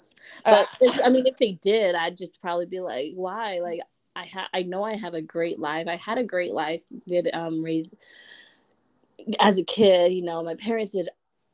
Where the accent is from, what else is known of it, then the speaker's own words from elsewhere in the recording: Utah, United States; my comfort zone of Utah